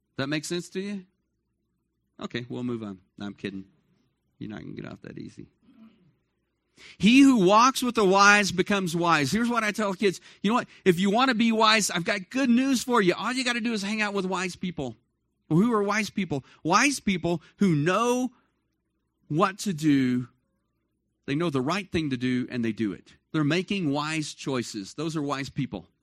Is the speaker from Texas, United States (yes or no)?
yes; Dallas, Texas, United States; moved away as an adult; I grew up in Dallas, Fort Worth